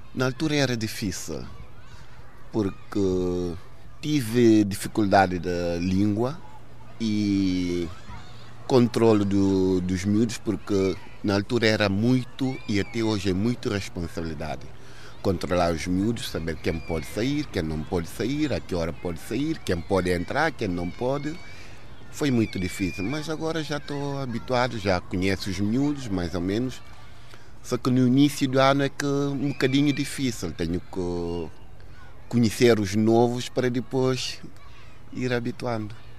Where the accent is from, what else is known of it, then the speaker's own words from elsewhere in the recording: Guinea-Bissau; moved away; A minha infância na Guiné foi feliz